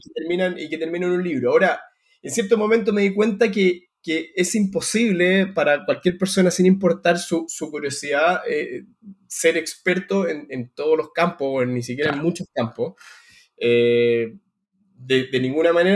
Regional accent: Santiago, Santiago Metropolitan Region, Chile; moved away as an adult; now in London, United Kingdom; Yo soy eh, el hermano más chico de una familia de Santiago

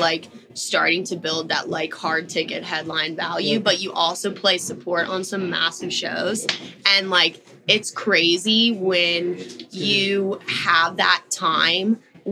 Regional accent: Tampa, Florida, United States; also born or lived in Orlando; I'm from Tampa

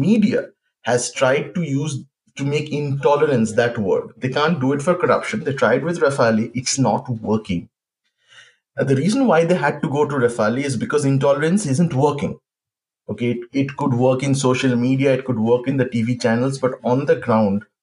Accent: West Bengal, India; my home state of Bengal, which I've known this for like 30 years.

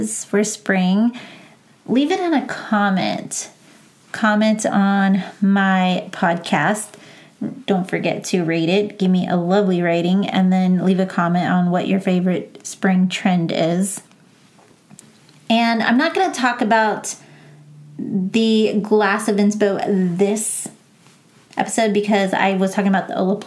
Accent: San Antonio, Texas, United States; moved away; I was home in San Antonio

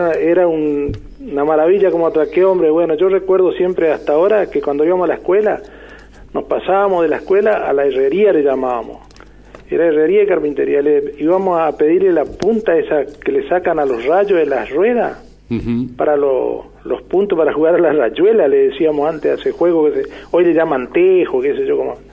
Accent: Florida, Santa Fe, Argentina; now in Avellaneda, Argentina; ahora soy de Avellaneda porque yo era de Florida. Este, que un pueblito que quedaba en el medio entre Intillaco y Tartagal

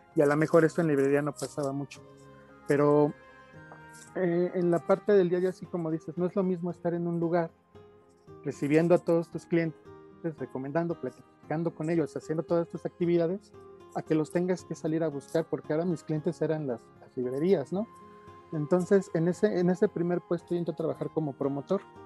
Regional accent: Mexico City, Mexico; nací en la Ciudad de México allá por 1978. Estudié eh, en el Politécnico

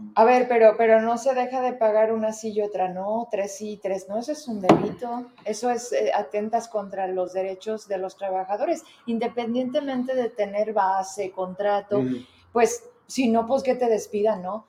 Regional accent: Fresnillo, Zacatecas, Mexico; moved away as an adult; now in Zacatecas, Mexico; yo soy de Fresnillo

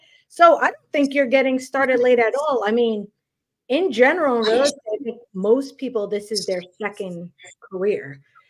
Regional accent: New York City, New York, United States; moved away as an adult; now in the South, United States; Yeah, so I grew up in Queens.

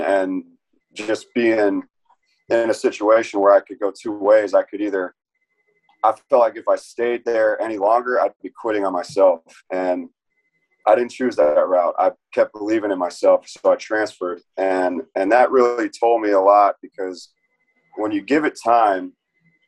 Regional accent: Tampa, Florida, United States; also born or lived in New York; So I grew up in Tampa, Florida. I was born in New York, but I grew up in Tampa area

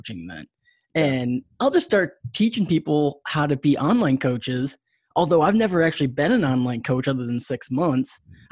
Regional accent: New York, United States; I grew up in New York

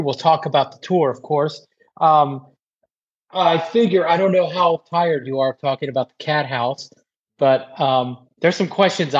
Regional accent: Texas, United States; moved away; I'm originally from Texas

